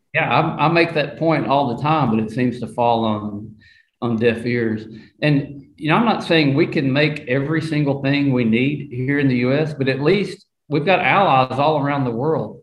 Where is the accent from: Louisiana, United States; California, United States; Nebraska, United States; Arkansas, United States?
Arkansas, United States; I'm from the South